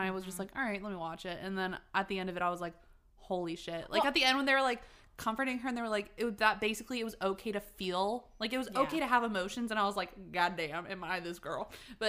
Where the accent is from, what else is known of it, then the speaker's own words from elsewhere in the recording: North Carolina, United States; also born or lived in Rhode Island; I'm from Rhode Island. Lynn's what's up? Island. But I, like, grew up in North Carolina.